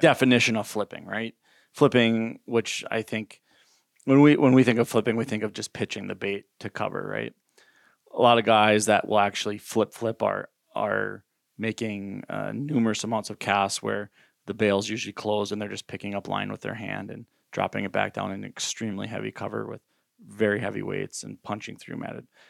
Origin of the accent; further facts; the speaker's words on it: Minnesota, United States; I grew up fishing in Minnesota, natural lakes, and on the river